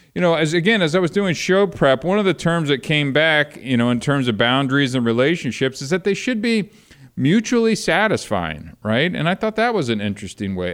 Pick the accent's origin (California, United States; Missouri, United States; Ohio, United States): Ohio, United States; moved away as an adult; also born or lived in Kentucky; I was born in Kentucky, raised in Ohio, lived out here for the last thirty years